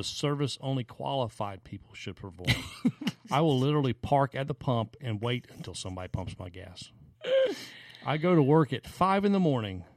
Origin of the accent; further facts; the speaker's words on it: the South, United States; growing up in the South